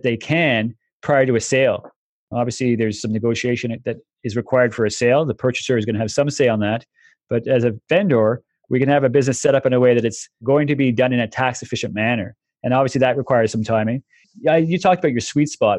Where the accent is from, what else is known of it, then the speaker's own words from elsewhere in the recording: Canada; as a Canadian